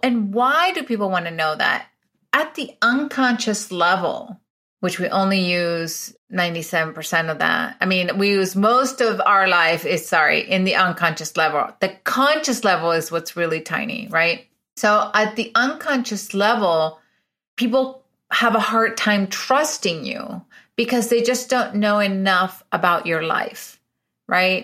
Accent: Venezuela; moved away as an adult; also born or lived in Illinois, United States; now in United States; I'm originally from Venezuela. I was born in Venezuela.

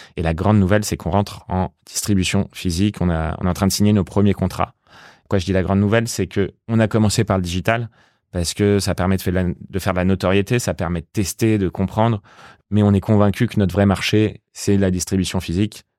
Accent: Paris, Île-de-France, France; j'ai grandi à Paris

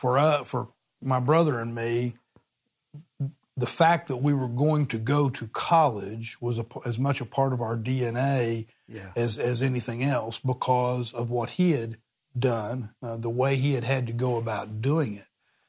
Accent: Oklahoma City, Oklahoma, United States; born there; I was born in Oklahoma City. My parents were both from Oklahoma. I was born in Oklahoma City, as was my brother, also a Baylor grad, 2 years after me.

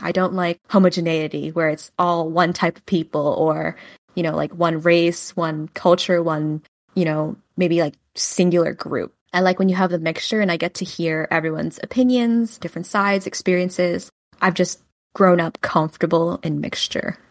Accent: New Jersey, United States; also born or lived in Hunan, China; now in New York City, United States; I was born in Xiaoyang, Hunan, China, and adopted at eighteen months old. I grew up in New Jersey

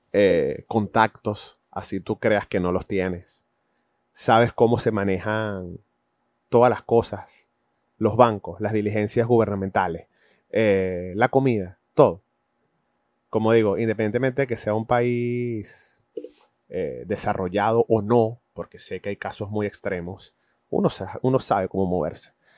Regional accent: Venezuela; also born or lived in United States; now in Madrid, Spain; en mi país de origen, Venezuela, en Estados Unidos, y hoy en día que vivo en, en España, específicamente en Madrid

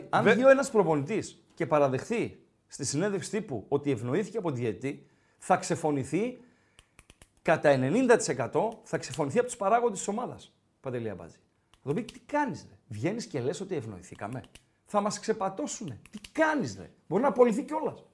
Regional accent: Thessaloniki, Central Macedonia, Greece; now in Archangelos, Greece; Είμαι από Θεσσαλονίκη, αλλά μένω Ρόδο.

